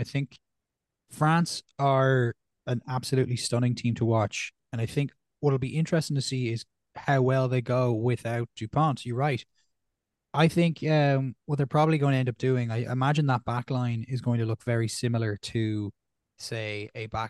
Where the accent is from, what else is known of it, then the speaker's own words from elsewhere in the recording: Ireland; I think on my end, again, my local bias of being an Irish fan, I'm very excited to see how Ireland go post Sexton.